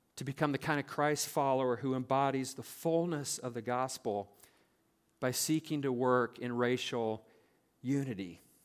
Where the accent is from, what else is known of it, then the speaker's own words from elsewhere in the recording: South Central Nebraska, United States; moved away; I grew up in South Central Nebraska on a farm